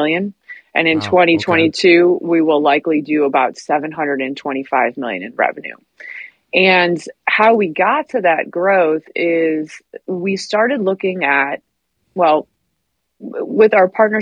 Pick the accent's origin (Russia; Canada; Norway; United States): United States; Midwest; moved away; I'm from the Midwest and manufacturing is what we do out there